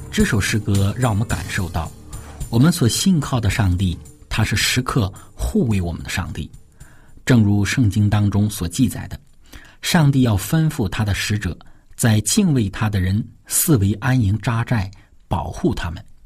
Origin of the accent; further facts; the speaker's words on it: China; 我们中国人常说的一句话